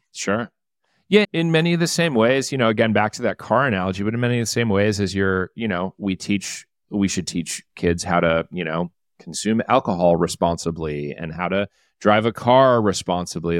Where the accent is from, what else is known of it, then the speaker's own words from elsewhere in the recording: Detroit, Michigan, United States; I am from the Detroit area